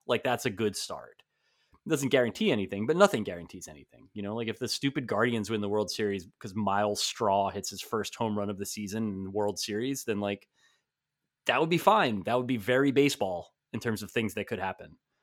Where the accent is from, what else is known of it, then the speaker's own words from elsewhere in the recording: New Jersey, United States; moved away as an adult; also born or lived in Pomona, California; now in New York, United States; where I grew up in New Jersey